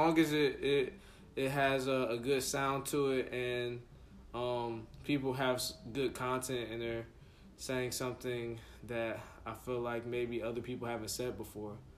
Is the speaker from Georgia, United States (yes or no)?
yes; Atlanta, Georgia, United States; I'm originally from Atlanta